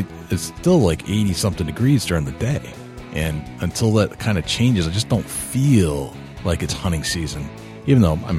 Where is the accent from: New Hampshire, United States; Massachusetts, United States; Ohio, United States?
New Hampshire, United States; Turns out Craig actually lives in my home state of New Hampshire